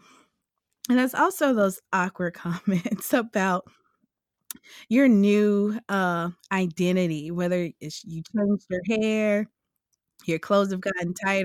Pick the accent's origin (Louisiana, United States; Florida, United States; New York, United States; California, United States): Louisiana, United States; I'm from Louisiana